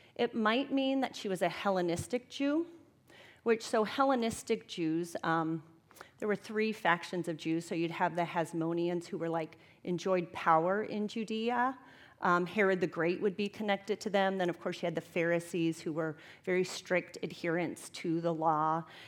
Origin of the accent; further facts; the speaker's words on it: Tampa, Florida, United States; now in Twin Cities, United States; I'm from Tampa, Florida